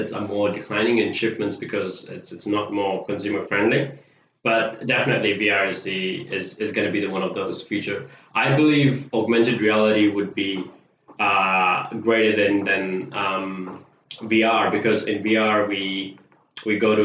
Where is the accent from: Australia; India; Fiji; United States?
Fiji; now in New Zealand; I'm originally from Fiji. When I came to New Zealand, I started off as a paper distributor